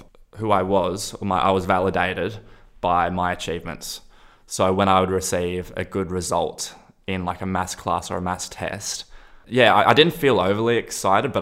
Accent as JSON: {"language": "English", "town": "Byron Bay", "region": "New South Wales", "country": "Australia", "tie": "born or raised there", "also_born_or_lived": "Sweden", "said": "growing up in Byron"}